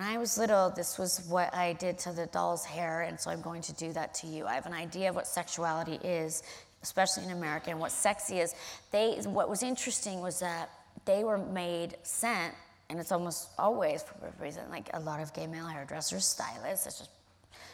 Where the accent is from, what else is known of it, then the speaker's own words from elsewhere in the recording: California, United States; I'm from California, and I own and invest in a marijuana company.